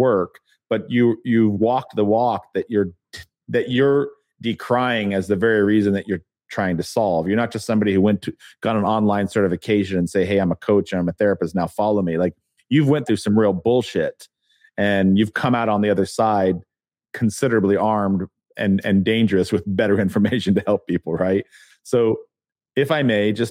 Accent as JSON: {"language": "English", "town": "Pueblo", "region": "Colorado", "country": "United States", "tie": "born or raised there", "also_born_or_lived": "California / Connecticut", "moved": "as an adult", "said": "I went to school in Pueblo, Colorado, and in California, and I grew up in one of the poorest towns"}